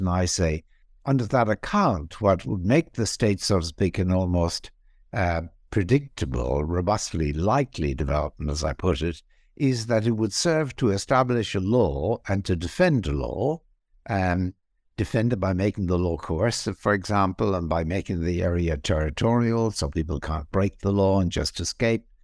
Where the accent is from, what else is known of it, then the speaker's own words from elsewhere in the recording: Ireland; moved away as an adult; also born or lived in England / Australia / Princeton, United States; I was born in Ireland. I was also trained in Ireland in philosophy.